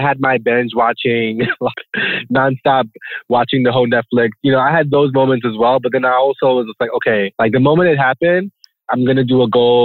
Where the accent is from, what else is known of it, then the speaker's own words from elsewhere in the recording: New York City, New York, United States; I'm from Brooklyn, New York